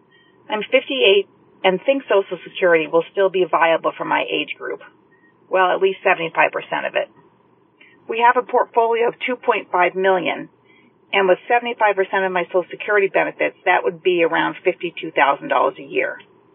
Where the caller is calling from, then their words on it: New Hampshire, United States; Hi, Paula, and perhaps Joe. … I'm calling from New Hampshire.